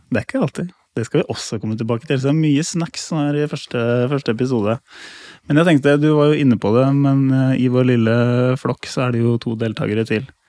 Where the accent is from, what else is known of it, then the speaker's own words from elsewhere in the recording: Lier, Buskerud, Norway; Jeg har vokst opp eh, på et småbruk da, i Lier